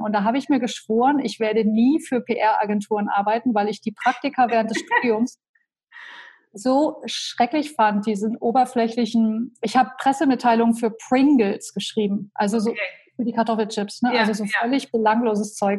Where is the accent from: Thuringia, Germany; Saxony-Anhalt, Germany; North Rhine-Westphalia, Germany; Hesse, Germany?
Saxony-Anhalt, Germany; Köthen; moved away as an adult; also born or lived in Berlin; ich bin aufgewachsen in Köthen in Sachsen-Anhalt